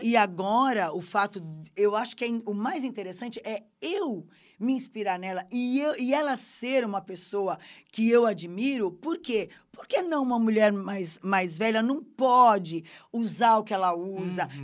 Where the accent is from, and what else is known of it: Brazil